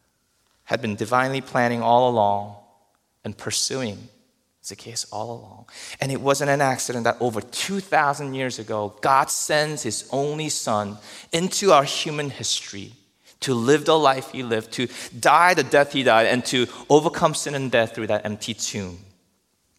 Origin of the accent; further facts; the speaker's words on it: New Jersey, United States; I'm from New Jersey.